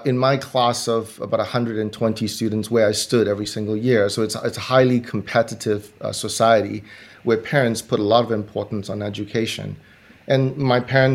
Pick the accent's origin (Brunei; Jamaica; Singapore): Singapore; I grew up in Singapore